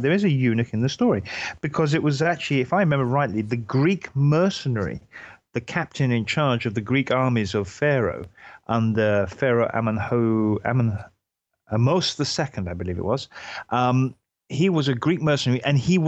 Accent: Hereford, West Midlands, United Kingdom; I'm from Hereford or Herefordshire.

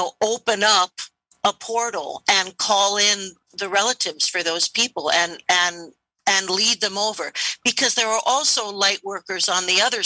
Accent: United States; I'm an American

